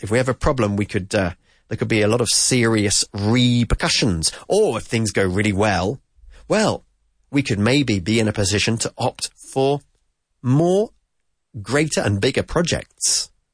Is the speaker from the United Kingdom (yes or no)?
yes; United Kingdom; as we say in the UK